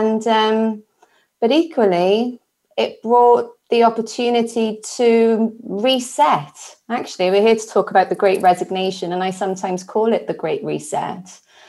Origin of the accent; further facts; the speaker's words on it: Wales, United Kingdom; But originally from the green grass of home, which is South Wales in the UK. And actually, I can actually see Wales from my window.